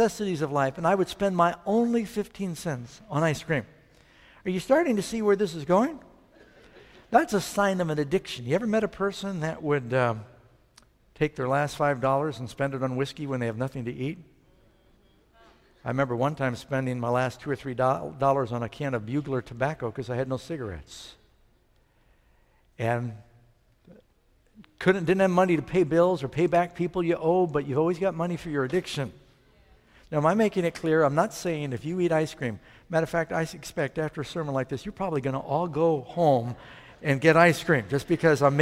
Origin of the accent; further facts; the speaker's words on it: Miami Beach, Florida, United States; I went to school in Miami Beach called Nautilus